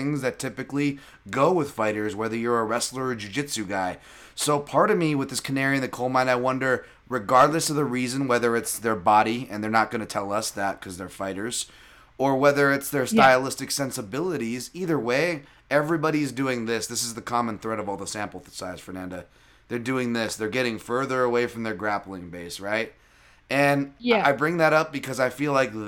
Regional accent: United States; I'm American too.

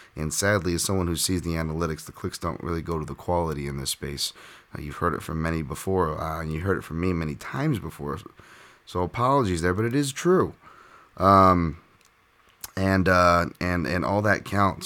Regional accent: Hawaii, United States; Hawaii, of course, I'm talking about

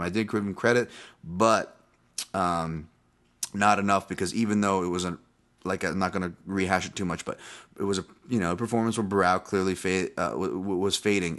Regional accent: West Coast America, United States; also born or lived in Hawaii; I moved from Hawaii when I was six, and I'd go back to visit every year, but mainly grew up here in the United States, West Coast America

